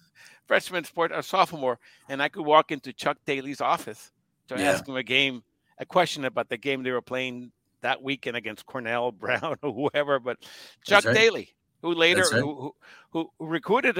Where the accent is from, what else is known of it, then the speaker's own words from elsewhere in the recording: Puerto Rico; moved away; also born or lived in Washington, D.C. / Caguas, Puerto Rico; I grew up in Puerto Rico.